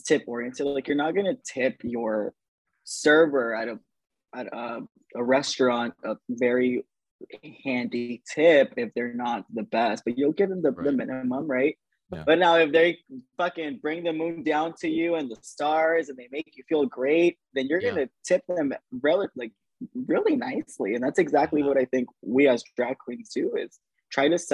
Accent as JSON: {"language": "English", "town": "Inglewood", "region": "California", "country": "United States", "tie": "born or raised there", "said": "I was born and raised in Inglewood"}